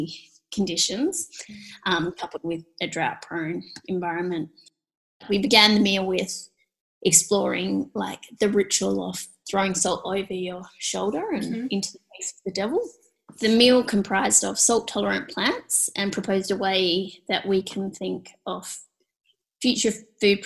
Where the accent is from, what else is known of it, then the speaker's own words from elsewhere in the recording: Perth, Western Australia, Australia; I grew up in Perth on Noongar country